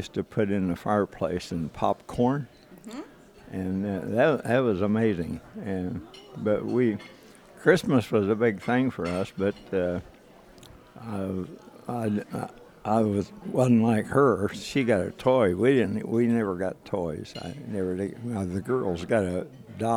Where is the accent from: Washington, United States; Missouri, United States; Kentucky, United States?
Kentucky, United States; eastern; I was born in eastern Kentucky